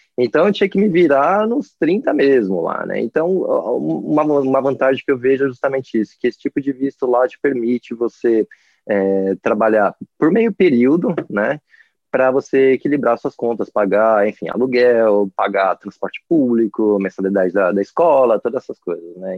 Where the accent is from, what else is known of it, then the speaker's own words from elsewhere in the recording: Brazil; moved away; also born or lived in Sydney, Australia; como, como brasileiro